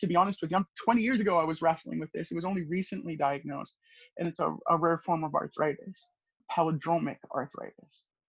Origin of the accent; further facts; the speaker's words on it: Edmonton, Alberta, Canada; I grew up in the Edmonton area in Alberta